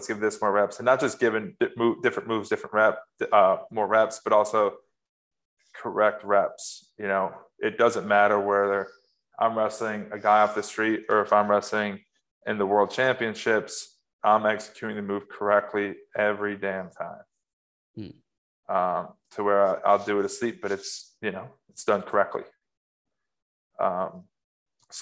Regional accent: New York, United States; moved away as an adult; also born or lived in Raleigh, North Carolina; now in Ithaca, United States; the area I grew up here in New York in terms of the ruralness of it

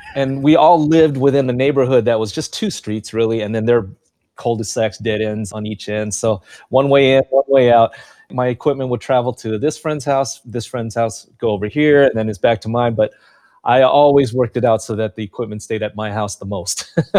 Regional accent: Carson, California, United States; also born or lived in Long Beach; Growing up in Carson, it's a multicultural city

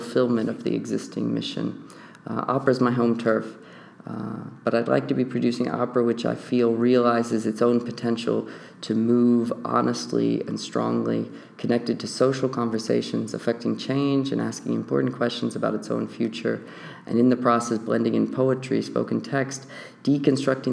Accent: Virginia, United States; moved away as an adult; also born or lived in Baltimore, United States / Amsterdam, Netherlands; I'm originally from West Virginia. I grew up in Virginia

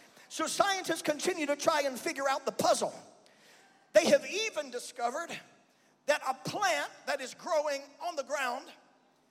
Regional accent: Birmingham, Alabama, United States; I'm from Birmingham

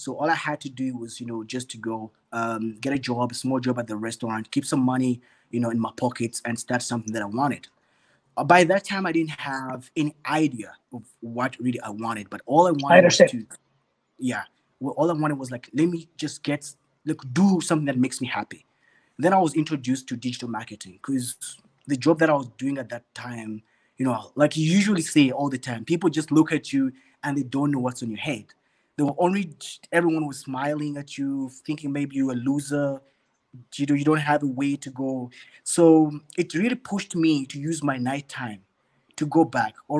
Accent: Uganda; moved away as an adult; now in Johannesburg, South Africa; I grew up in Uganda

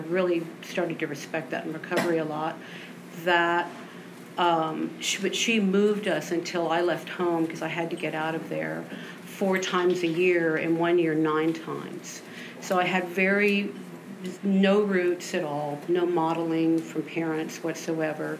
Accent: Austin, Texas, United States; I grew up in Austin. I was born here over in the Clarksville area

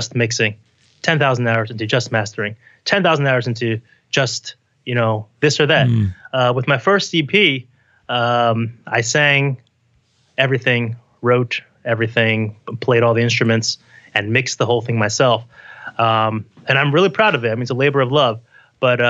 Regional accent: Parsippany, New Jersey, United States; moved away as an adult; also born or lived in Taipei, Taiwan / New York City; now in New York, United States; I was raised in the 80s and in New Jersey in a town called Parsippany

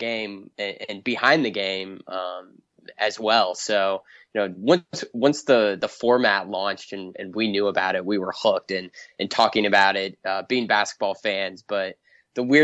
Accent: Indiana, United States; I'm from Indiana and I grew up a Purdue fan

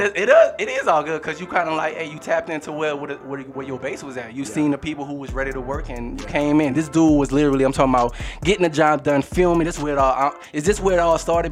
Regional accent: New Orleans, Louisiana, United States; I'm coming from New Orleans, Louisiana

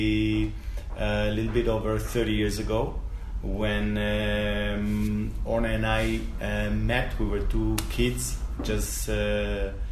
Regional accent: Israel; accent: Argentinian; also born or lived in Argentina; I was living in Israel since I came from Argentina when I was 5 years old

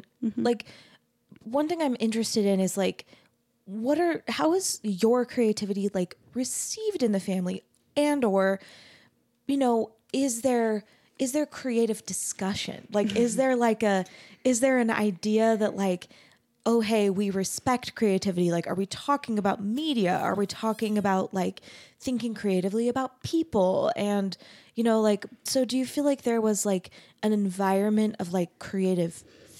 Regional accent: Arizona, United States; I grew up LDS, but mm-hmm. I grew up in Arizona.

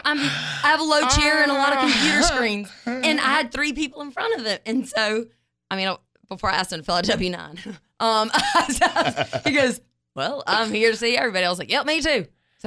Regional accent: North Carolina, United States; accent: southern; now in Tampa Bay, United States; I'm from North Carolina.

